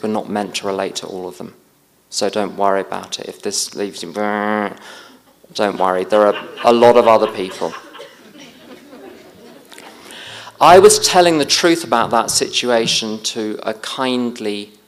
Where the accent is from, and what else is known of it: United Kingdom